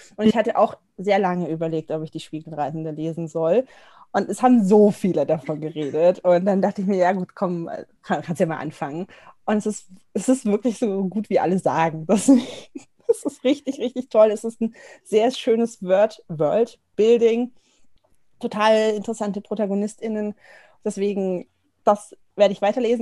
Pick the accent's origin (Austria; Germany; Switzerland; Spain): Germany; near Augsburg, Bavaria; moved away as an adult; now in Munich, Germany; komme ich gar nicht aus dem Norden, äh, sondern aus der Nähe von Augsburg und ich wohne jetzt in München seit mehreren Jahren.